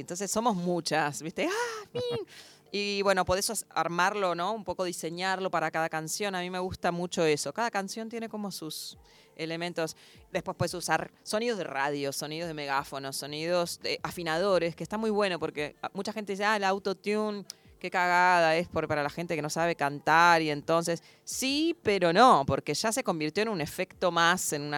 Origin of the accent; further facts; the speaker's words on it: Buenos Aires, Argentina; moved away as an adult; now in New York, United States; yo soy porteña